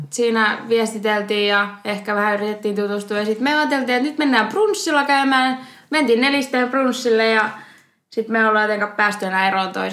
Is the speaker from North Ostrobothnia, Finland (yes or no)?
no; Rovaniemi, Lapland, Finland; now in Oulu, Finland; mä oon 21 ja Rovaniemeltä muuttanut tänne Ouluun opiskelemaan ja puhun silleen vähän sekaisin kolmea murretta